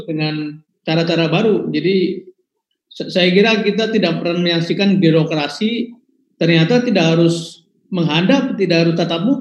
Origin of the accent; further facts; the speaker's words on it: Tegal, Central Java, Indonesia; termasuk saya yang ada di kampung saya di Tegal anak-anak